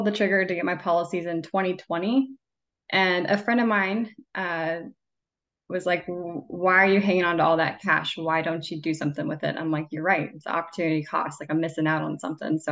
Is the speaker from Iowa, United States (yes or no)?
yes; Iowa, United States; moved away as an adult; also born or lived in Texas; now in Kansas City, United States; I'm originally from Iowa